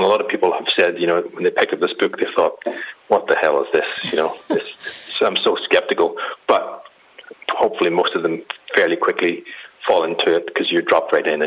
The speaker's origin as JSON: {"language": "English", "country": "Ireland", "said": "I'm Irish, and we can't really take anything very seriously"}